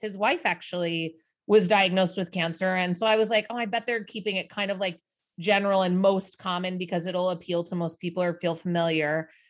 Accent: Midwest, United States; now in New York City, United States; traditional American family growing up in the Midwest

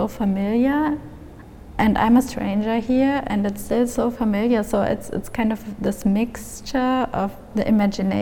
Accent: Germany; also born or lived in Munich; I grew up in Germany, and there are so many influences from the US

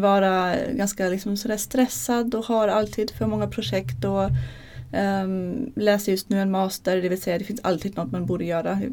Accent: Germany; Swedish is a second language; moved away as an adult; now in Sweden; Jag är från Tyskland

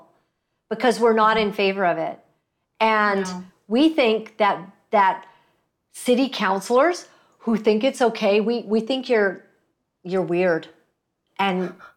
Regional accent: Canada; I am Canadian.

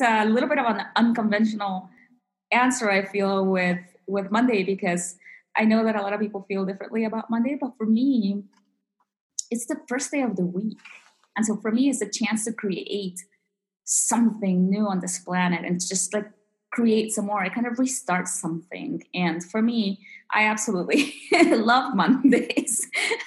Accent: DC area of Virginia, United States; moved away as an adult; also born or lived in Peru / Utah; I was born in Peru and grew up in the DC area of Virginia here in the United States

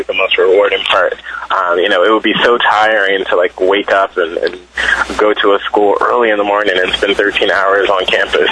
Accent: Philadelphia, Pennsylvania, United States; I'm from Philadelphia

